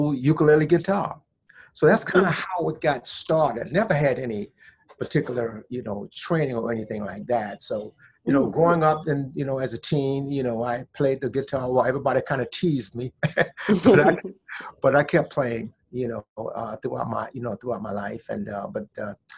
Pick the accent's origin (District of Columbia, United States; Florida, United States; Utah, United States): District of Columbia, United States; Washington; also born or lived in Vaughnville, South Carolina; But I grew up there until I was like 6 years old. And then my mom's, after I got six, she brought me up here to Washington, D.C.